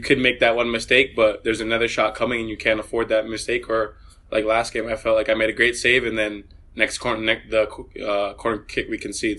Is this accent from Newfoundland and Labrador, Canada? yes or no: no; Vaughan, Ontario, Canada; moved away as an adult; also born or lived in Maryland, United States; growing up in Canada, playing for Vaughan Soccer Club